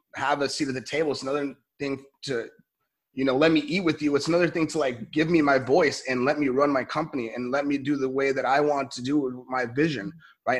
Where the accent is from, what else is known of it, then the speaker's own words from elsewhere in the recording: Los Angeles, California, United States; I'm from, I'm from LA, I'm from Cali